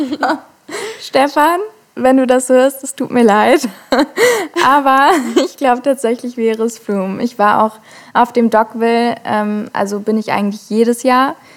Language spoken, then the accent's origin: German; Hamburg, Germany; ich komme aus Hamburg, wurde auch in Hamburg geboren